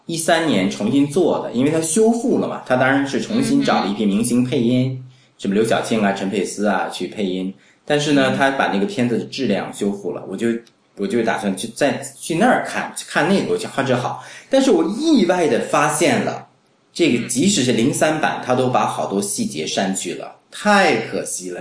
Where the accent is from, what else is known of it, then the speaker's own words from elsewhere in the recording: China; 那这是我们中国人喜欢的